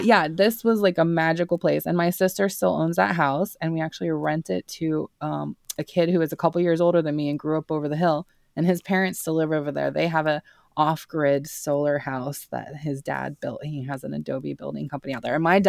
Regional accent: Santa Fe, New Mexico, United States; I grew up in Santa Fe, New Mexico. It's northern New Mexico, and it is in the United States.

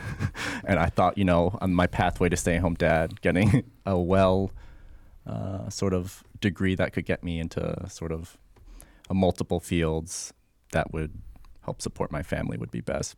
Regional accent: Rochester, New York, United States; also born or lived in Rhode Island / North Carolina; now in Florida, United States; I grew up in Rochester, New York. Uh, I spent some time in Rhode Island and in North Carolina, and now I'm down here.

